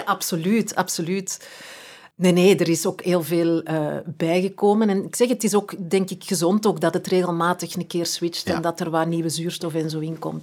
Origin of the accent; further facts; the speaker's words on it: Edegem, Flanders, Belgium; moved away; ben verhuisd, maar als kind, ja, wij zijn alle twee van Eregem.